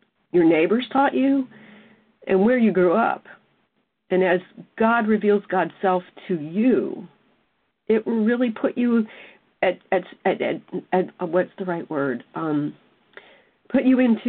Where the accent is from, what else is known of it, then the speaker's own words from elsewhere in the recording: South Mississippi, United States; I was raised in South Mississippi